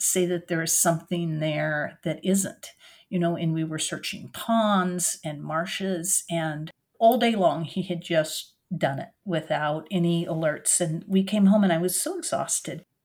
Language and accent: English; Oregon, United States; also born or lived in France; now in Durham, United States; I grew up in Oregon